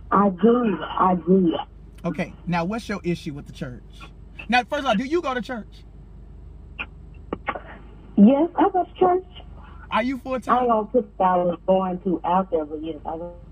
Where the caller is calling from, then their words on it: Dallas, Texas, United States; I'm calling from Dallas.